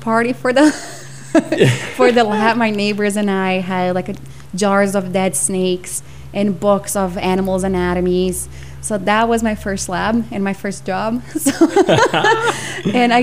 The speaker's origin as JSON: {"language": "English", "region": "São Paulo", "country": "Brazil", "tie": "born or raised there", "moved": "yes", "lives_now": "Canada", "said": "I grew up in São Paulo, which is a huge city"}